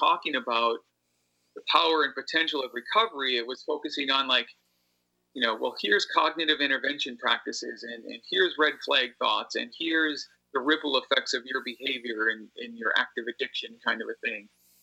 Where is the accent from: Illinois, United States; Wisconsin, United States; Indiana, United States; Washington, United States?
Wisconsin, United States; Appleton; And I had to reconnect with a different community when I got back to Appleton.